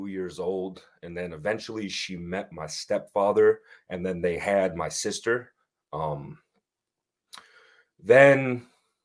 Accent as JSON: {"language": "English", "town": "Winsted", "region": "Connecticut", "country": "United States", "tie": "born or raised there", "said": "I grew up in a small town called Winsted, Connecticut"}